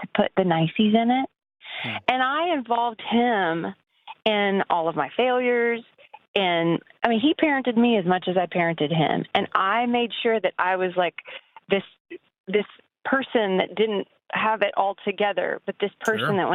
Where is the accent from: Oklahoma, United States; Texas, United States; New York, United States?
Texas, United States; Lubbock; moved away; also born or lived in Abilene, Texas; I grew up in Lubbock and in Abilene